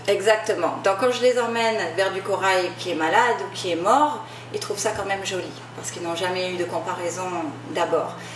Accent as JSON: {"language": "French", "country": "New Caledonia", "tie": "born or raised there", "also_born_or_lived": "France / Los Angeles, United States", "moved": "as an adult", "lives_now": "Maui, United States", "said": "Je suis originaire, je suis originaire de Nouvelle-Calédonie"}